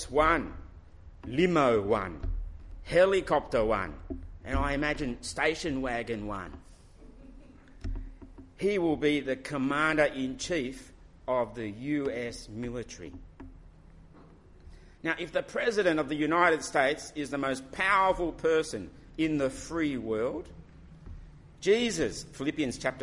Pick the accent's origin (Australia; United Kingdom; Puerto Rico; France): Australia; my nationality will say Australian. And yes, I belong in Australia